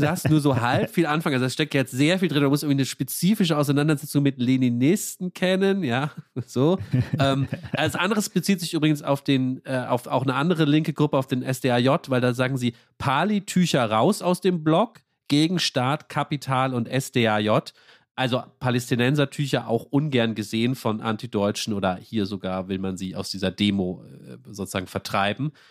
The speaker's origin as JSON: {"language": "German", "region": "Rhineland-Palatinate", "country": "Germany", "said": "ich komme ja aus Rheinland-Pfalz"}